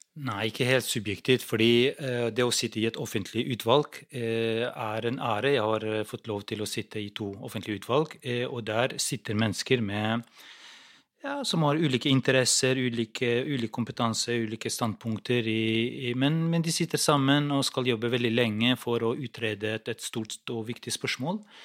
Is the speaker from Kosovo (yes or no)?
yes; Kosovo; now in Norway; Jeg kommer selv fra Kosovo